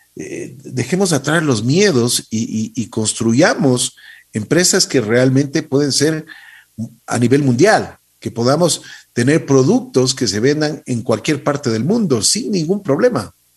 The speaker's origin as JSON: {"language": "Spanish", "country": "Ecuador", "said": "Los ecuatorianos tenemos capacidad"}